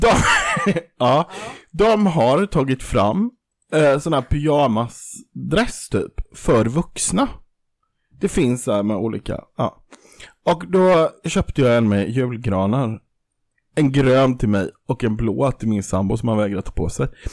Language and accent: Swedish; Kaxholmen, Jönköping County, Sweden; sen har jag också i min barndom stulit på ICA i Kaxholmen